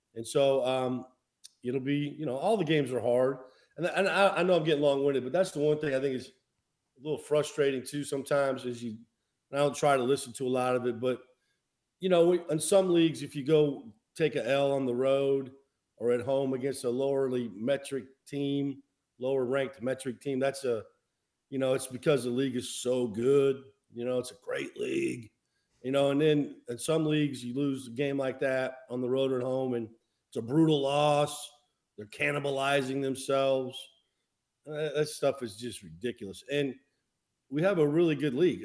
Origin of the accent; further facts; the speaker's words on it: Midwest, United States; moved away; growing up in the Midwest